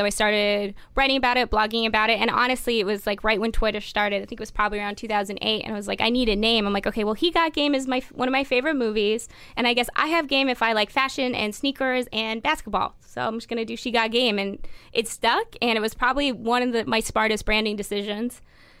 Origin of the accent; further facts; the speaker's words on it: Toronto, Ontario, Canada; Because I'm coming from Toronto. It's we all sound pretty, like, Midwest.